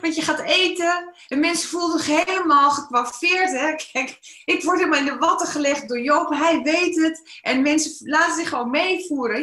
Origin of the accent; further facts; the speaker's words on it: Netherlands; Ik ben wel een Nederlander